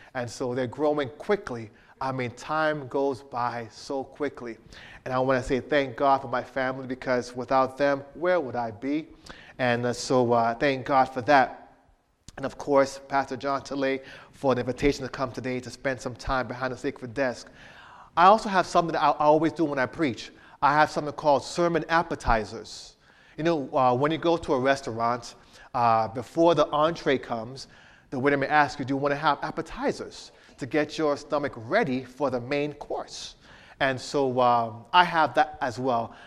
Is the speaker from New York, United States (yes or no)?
no; Miramar, Florida, United States; moved away; I'm from Miami area, Miramar area.